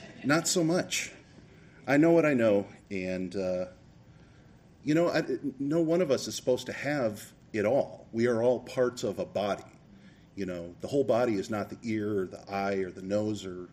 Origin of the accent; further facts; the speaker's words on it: Rochester, Minnesota, United States; also born or lived in Macomb, Illinois; B'nai Israel was the synagogue I grew up in here in Rochester